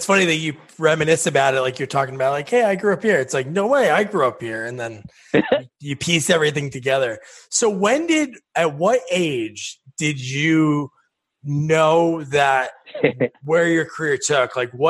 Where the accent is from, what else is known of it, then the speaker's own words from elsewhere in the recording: New Jersey, United States; I grew up in New Jersey, so not too far